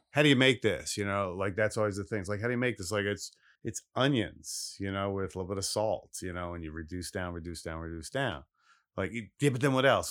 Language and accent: English; Philadelphia, Pennsylvania, United States; born or raised there; also born or lived in Los Angeles / Italy / New York / Alaska